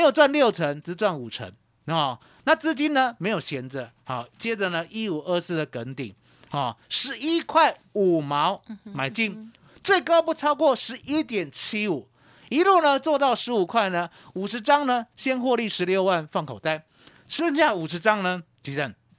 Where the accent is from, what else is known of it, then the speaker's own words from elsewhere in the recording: Yonghe, New Taipei, Taiwan; moved away; also born or lived in Kaohsiung; 我是台北来的，对。哦，新北永和